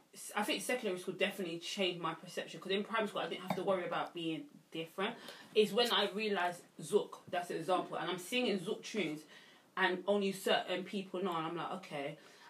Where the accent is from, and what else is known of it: London, United Kingdom